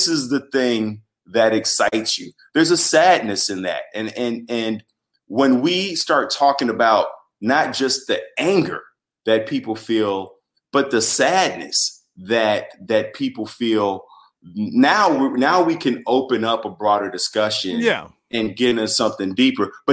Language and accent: English; Chicago, Illinois, United States; I'm from Chicago. I'm from the north side